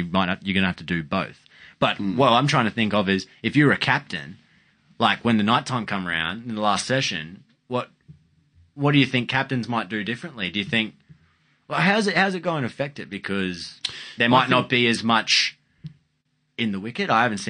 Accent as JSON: {"language": "English", "region": "Queensland", "country": "Australia", "said": "I'd take Cutting because maybe I'm"}